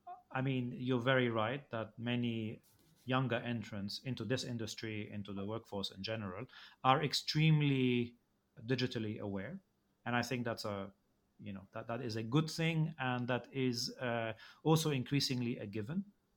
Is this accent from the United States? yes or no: no; Egypt; Well, I grew up in Egypt and I went to a school where the vast majority, I think it was more than 90% of the students were Egyptian.